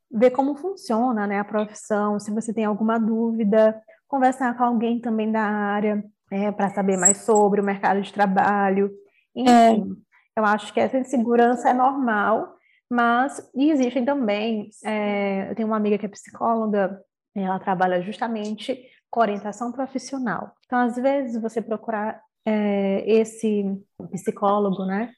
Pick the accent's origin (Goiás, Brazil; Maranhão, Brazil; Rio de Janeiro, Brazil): Maranhão, Brazil; São Luís; sou aqui de São Luís do Maranhão